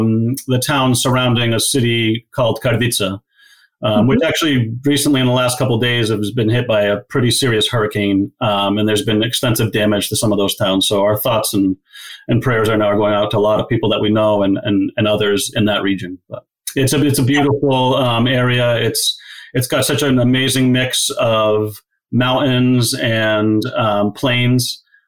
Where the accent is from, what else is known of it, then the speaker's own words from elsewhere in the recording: Walpole, Massachusetts, United States; playing in my hometown of Walpole with friends and family that I grew up